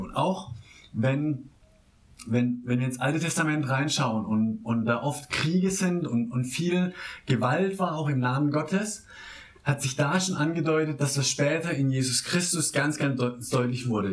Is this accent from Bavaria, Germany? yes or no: no; Baden-Württemberg, Germany; now in Berlin, Germany; meinem Heimatdorf äh, im Nordbadischen